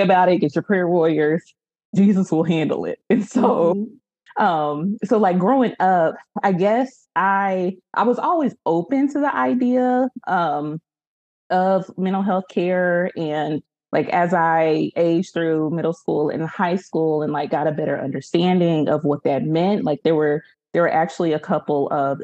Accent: Kansas City, United States; I grew up in Kansas City in a Baptist church home

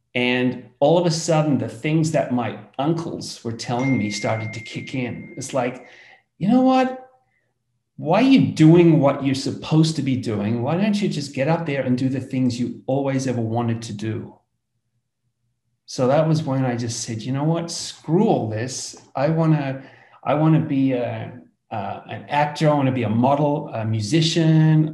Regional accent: Australia; as you can hear from my accent, I come from Australia, down under

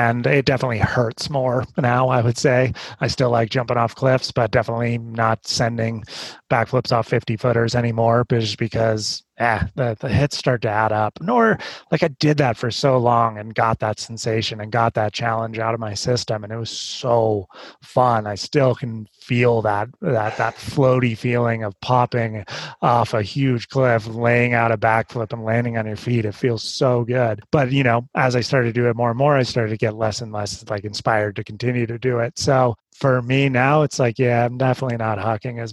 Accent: Santa Cruz, California, United States; also born or lived in Squaw Valley, California; I grew up surfing because I grew up in Santa Cruz

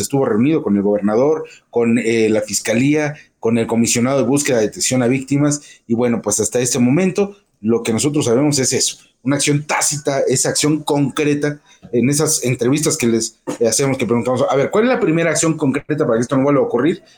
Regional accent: Guanajuato, Mexico; nosotros como eh, mexicanos, como guanajuatenses

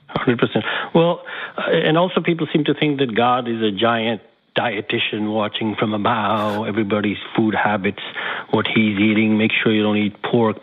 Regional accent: Jammu and Kashmir, India; now in New York, United States; I was born in Kashmir in India, a very deeply uh, religious uh, city

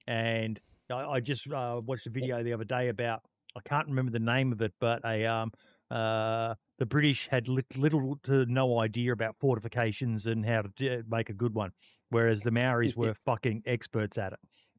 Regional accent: Australia; we've got the vote for the Voice here in Australia

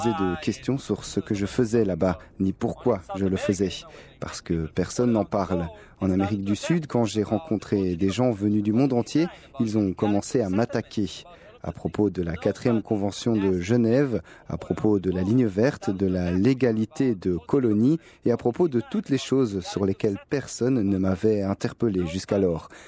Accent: Tel Aviv, Tel Aviv District, Israel; Je suis né et j'ai grandi à Tel Aviv.

